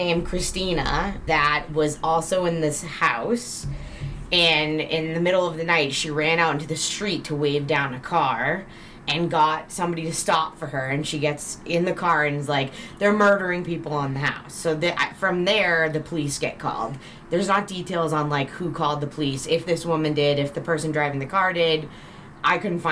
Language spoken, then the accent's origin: English; right outside of Boston, Massachusetts, United States; now in Denver, United States; my hometown in Massachusetts, right outside of Boston